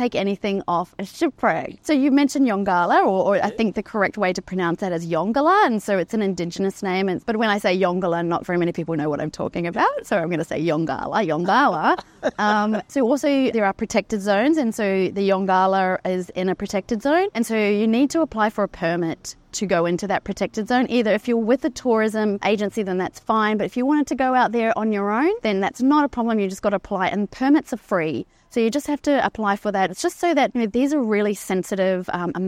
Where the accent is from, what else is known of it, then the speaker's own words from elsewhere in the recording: Queensland, Australia; I'm a Queenslander